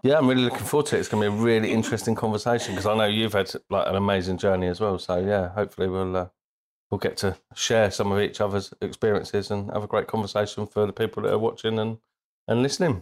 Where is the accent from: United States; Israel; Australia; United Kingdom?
United Kingdom; Bristol, South West England; also born or lived in Birmingham; So we lived there until I was eight years old, and my dad got promoted. We moved to Bristol